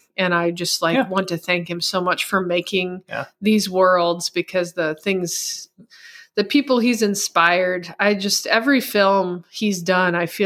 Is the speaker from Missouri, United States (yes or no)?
yes; Missouri, United States; first language English; I grew up in the Midwest in Missouri and the United States speaking English